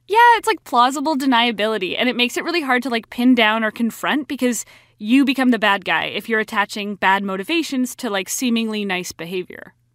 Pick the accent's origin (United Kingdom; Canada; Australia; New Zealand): Canada; Vancouver, British Columbia; I'm from Vancouver